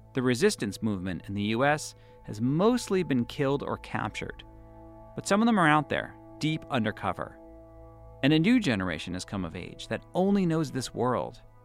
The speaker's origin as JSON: {"language": "English", "town": "Boston", "region": "Massachusetts", "country": "United States", "tie": "born or raised there", "moved": "yes", "lives_now": "New York, United States", "said": "I'm Jewish, and I grew up in Boston"}